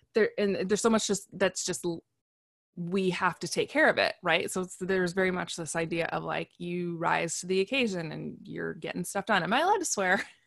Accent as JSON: {"language": "English", "country": "United States", "said": "I'm an American"}